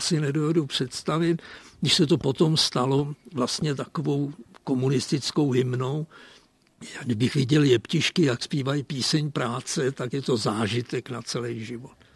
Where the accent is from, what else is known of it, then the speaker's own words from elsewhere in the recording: Třeboň, South Bohemian Region, Czechia; also born or lived in Czech border region (Sudetenland); A ten jsem našel v Třeboni v podstatě proto, že moje maminka se tu narodila, takže já jsem po Přeslici z Třeboně